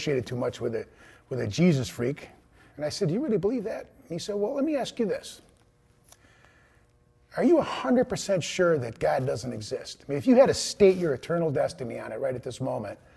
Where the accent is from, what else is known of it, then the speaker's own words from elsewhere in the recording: East Cleveland, Ohio, United States; I was born in East Cleveland, Ohio, the oldest of three boys, and grew up in a very Catholic home